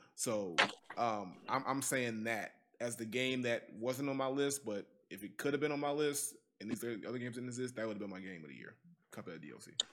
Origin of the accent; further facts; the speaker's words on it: Gary, Indiana, United States; I'm from Gary, so Gary ain't part of Indiana